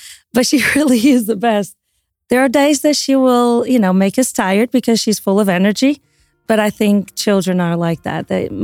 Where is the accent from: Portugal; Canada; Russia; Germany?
Portugal; moved away; also born or lived in Italy; we're both originally from Portugal